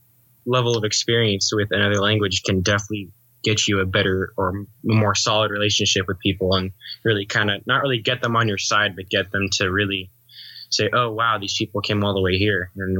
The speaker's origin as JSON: {"language": "English", "region": "California", "country": "United States", "said": "So we're from California."}